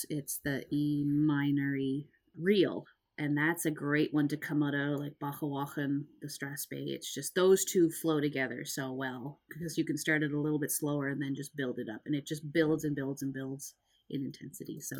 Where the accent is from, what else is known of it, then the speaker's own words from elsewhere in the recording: Nova Scotia, Canada; it's kind of we're all from Cape Breton.